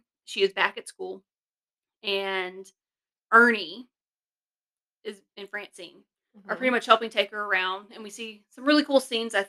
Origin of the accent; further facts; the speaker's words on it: the South, United States; I am from the South, obviously.